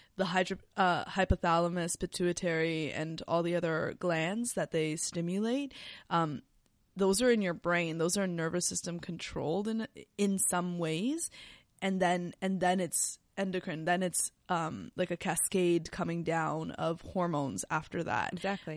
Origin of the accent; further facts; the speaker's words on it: Canada; we're Canadian